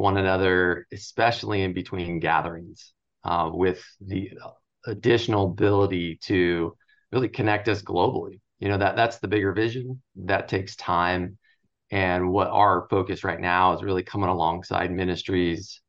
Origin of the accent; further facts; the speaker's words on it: Southern California, United States; I grew up in Southern California